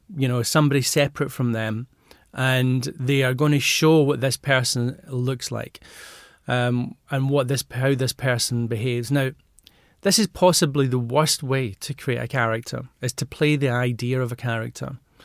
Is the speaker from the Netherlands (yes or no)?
no; Glasgow, Scotland, United Kingdom; I was brought up in Glasgow and mum and dad were hairdressers